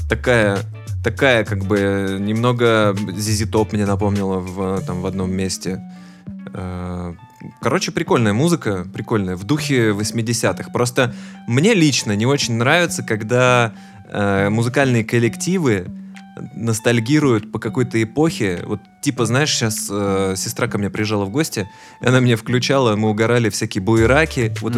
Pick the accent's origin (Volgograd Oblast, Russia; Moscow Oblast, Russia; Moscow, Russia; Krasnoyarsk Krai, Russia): Volgograd Oblast, Russia; Volgograd; мы оба выросли в Волгограде